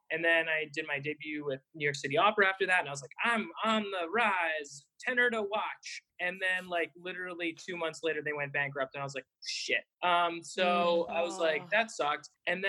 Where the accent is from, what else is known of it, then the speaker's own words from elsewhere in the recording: Canada; also born or lived in United States; And another point of privilege is I'm Canadian and American.